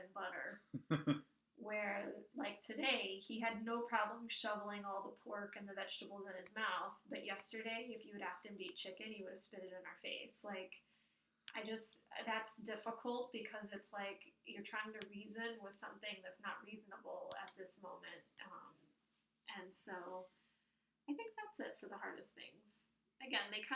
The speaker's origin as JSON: {"language": "English", "region": "Kentucky", "country": "United States", "tie": "born or raised there", "moved": "yes", "lives_now": "New Jersey, United States", "said": "I grew up in the South in Kentucky, where there was a certain structure"}